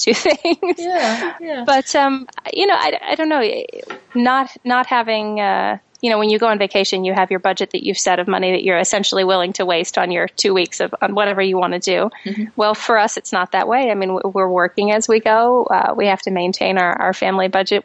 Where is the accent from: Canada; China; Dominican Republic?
Canada; moved away; also born or lived in United States; I'm Canadian, so I, I'm an expat to America anyway